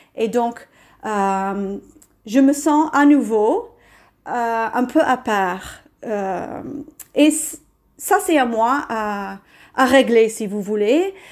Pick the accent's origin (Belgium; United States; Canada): United States; now in France; je suis américaine